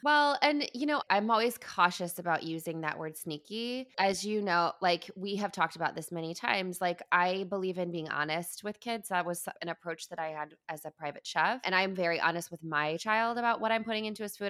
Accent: Midwest, United States; moved away as an adult; I grew up in the Midwest

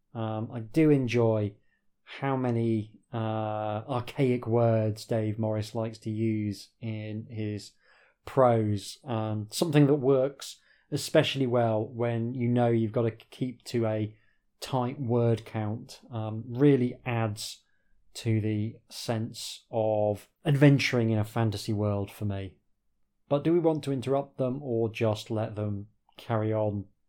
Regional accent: Yorkshire and the Humber, United Kingdom; I grew up in Yorkshire.

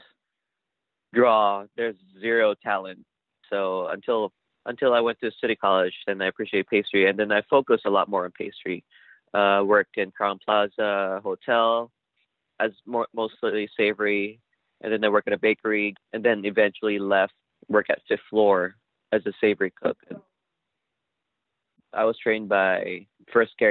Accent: Manila, Metro Manila, Philippines; moved away as an adult; now in San Francisco, United States; I grew up in Manila.

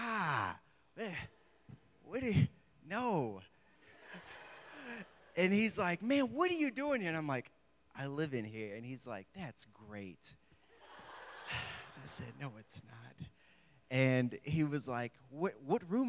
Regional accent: Houston, Texas, United States; moved away as an adult; also born or lived in the South; now in Morgantown, United States

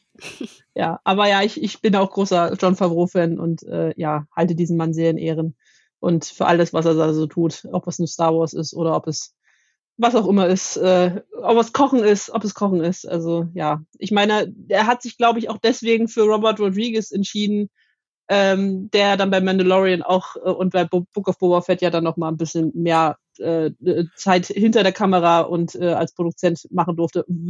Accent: Leipzig, Saxony, Germany; auf dem Leipziger Weihnachtsmarkt meiner Heimatstadt

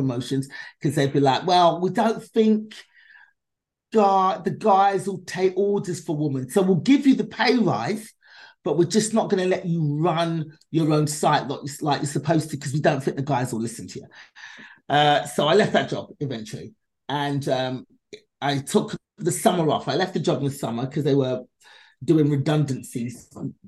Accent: London, United Kingdom; now in Los Angeles, United States; I was born and raised in London, England

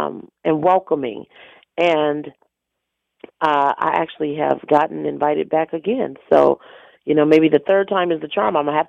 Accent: Flint, Michigan, United States; now in Houston, United States; I'm from Flint, Michigan.

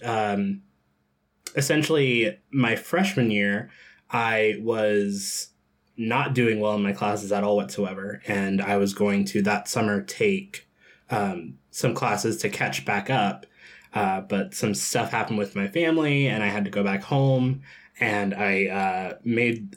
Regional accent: Georgia, United States; I grew up in Georgia, um, in a part of Georgia that is called the Bible Belt

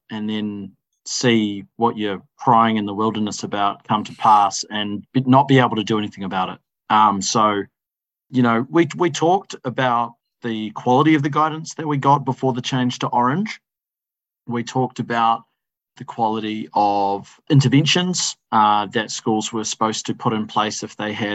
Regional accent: Wellington, New Zealand; I'm not born and raised in The Hut, but born and raised in Wellington

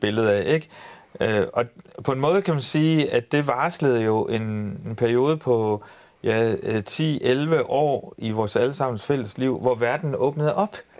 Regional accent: Ry, Central Denmark Region, Denmark; jeg er født på Ry Højskole

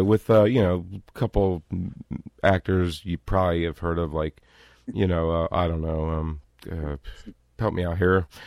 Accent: East Coast, United States; I'm from the East Coast, and I can talk pretty goddamn fast.

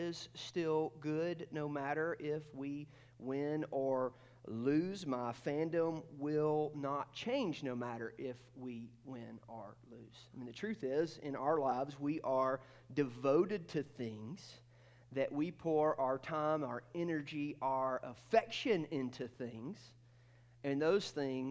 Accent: Athens, Georgia, United States; I was born in North Georgia, and I grew up just outside of Athens, Georgia.

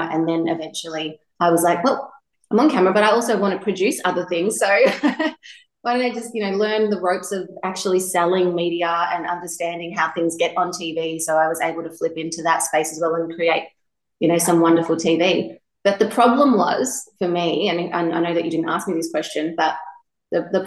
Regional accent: Gippsland, Victoria, Australia; also born or lived in Melbourne; I grew up here in Gippsland

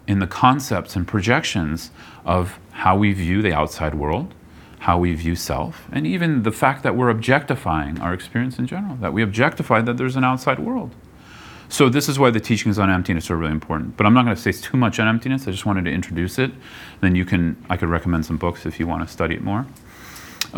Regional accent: Bay Area, California, United States; moved away; I grew up in the Bay Area

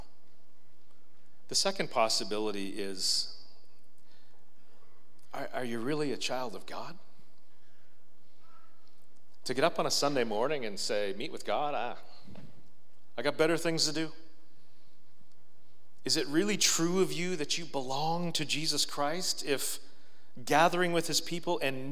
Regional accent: Marathon, Ontario, Canada; I grew up in Marathon, Ontario

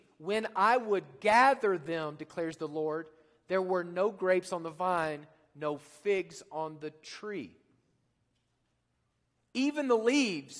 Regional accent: Oklahoma, United States; now in Colorado, United States; Being from Oklahoma, I grew up near Lake Texoma

